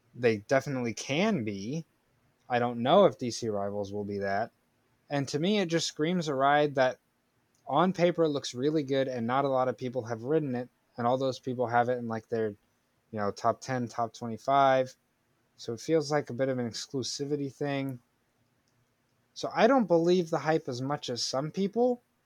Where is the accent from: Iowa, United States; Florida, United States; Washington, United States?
Florida, United States; my home state of Florida.